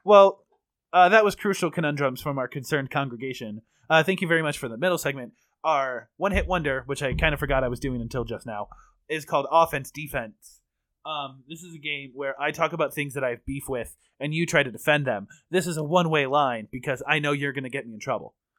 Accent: United States; I'm American

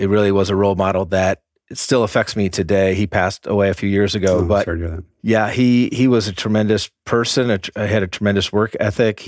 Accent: Orlando, Florida, United States; also born or lived in New Jersey; now in Atlanta, United States; I consider Florida a home, Orlando, predominantly, moved around the state quite a bit.

